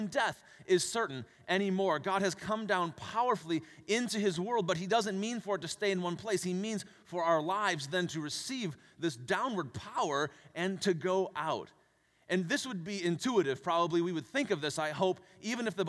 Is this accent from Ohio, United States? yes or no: yes; Cleveland, Ohio, United States; now in Minnesota, United States; I was born and raised in Cleveland, Ohio.